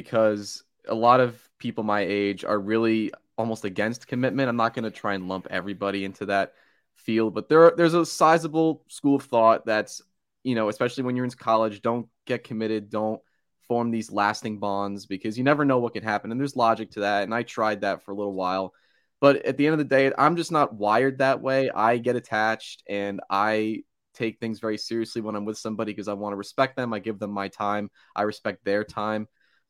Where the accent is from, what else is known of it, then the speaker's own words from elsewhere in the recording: Lincroft, New Jersey, United States; So I'm almost 21 years old. I'm from Lincroft, New Jersey. It's right on the Jersey Shore. I'm the oldest of three brothers